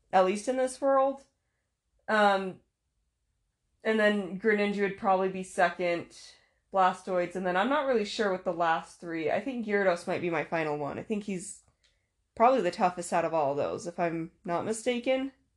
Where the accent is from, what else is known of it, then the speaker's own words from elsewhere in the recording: Utah, United States; I'm from Utah